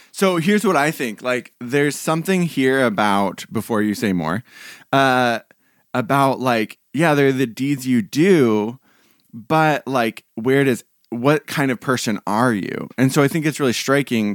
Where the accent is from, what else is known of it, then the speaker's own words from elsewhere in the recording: Portland, Oregon, United States; being from Portland